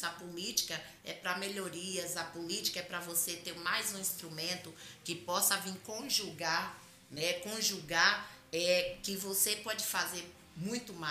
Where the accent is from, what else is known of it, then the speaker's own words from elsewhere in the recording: Salvador, Bahia, Brazil; now in São Paulo, Brazil; eu vim de Salvador, eu tenho estudo, eu sempre trabalhei na área administrativa